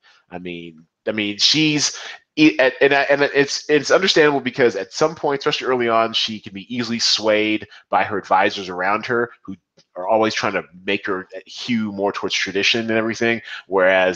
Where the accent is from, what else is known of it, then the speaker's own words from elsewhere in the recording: United States; as an American